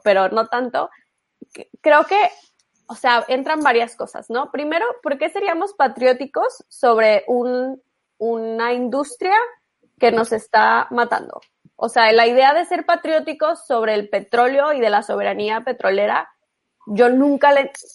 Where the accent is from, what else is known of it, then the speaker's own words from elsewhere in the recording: Monterrey, Nuevo León, Mexico; yo soy de Monterrey